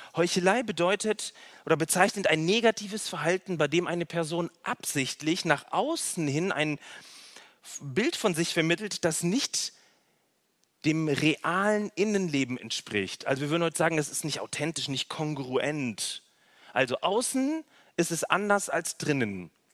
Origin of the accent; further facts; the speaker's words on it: North Rhine-Westphalia, Germany; also born or lived in Berlin / Baden-Württemberg; now in Nürtingen, Germany; in Nordrhein-Westfalen, wo ich herkomme